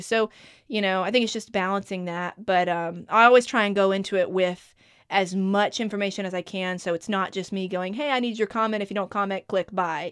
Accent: Outer Banks, North Carolina, United States; That's when my family moved to the Outer Banks was in ninety-seven

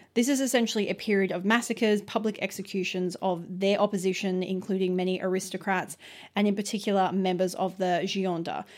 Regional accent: Australia; We're very Australian

